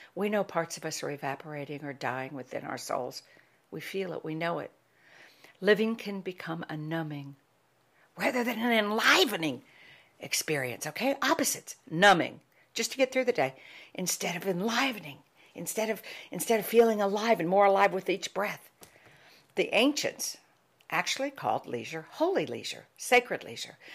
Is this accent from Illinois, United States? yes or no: no; Ohio, United States; I was born and lived in a, a, in a very work ethic family, culture and society when I was a child growing up in Ohio.